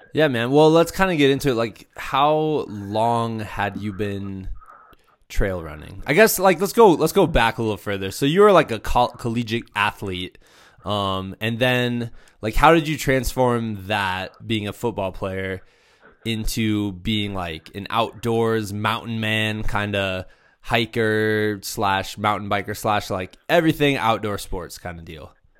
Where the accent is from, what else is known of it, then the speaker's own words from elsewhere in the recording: Muscatine, Iowa, United States; my hometown, Five, two seven six one Muscatine, Muscatine, Iowa